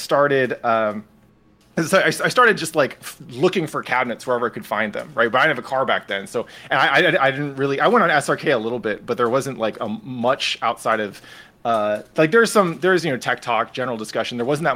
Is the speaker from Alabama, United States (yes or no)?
no; San Francisco, California, United States; I grew up in San Francisco